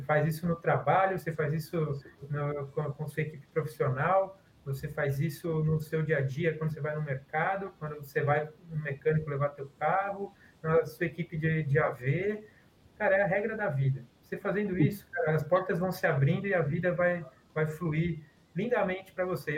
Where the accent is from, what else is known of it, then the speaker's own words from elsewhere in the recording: Guarulhos, São Paulo, Brazil; moved away as an adult; now in Rio de Janeiro, Brazil; Eu sou paulista, eu moro no Rio, mas sou paulista, de Guarulhos. E como todo bom guarulhense